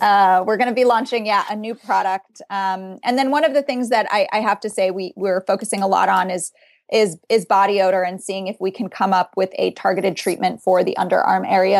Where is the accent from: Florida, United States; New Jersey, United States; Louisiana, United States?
Florida, United States; South; now in Boston, United States; I come from South Florida. That's where I grew up.